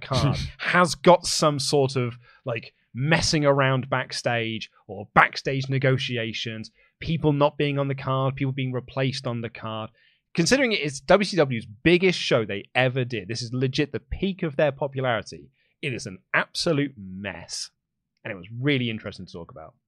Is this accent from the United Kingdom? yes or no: yes; England, United Kingdom; accent: English; my English accent